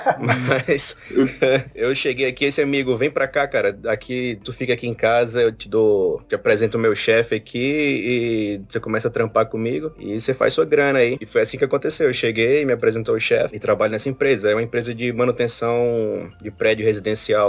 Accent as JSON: {"language": "Portuguese", "region": "Northeast Region", "country": "Brazil", "moved": "as an adult", "lives_now": "Canada", "said": "Eu sou nordestino"}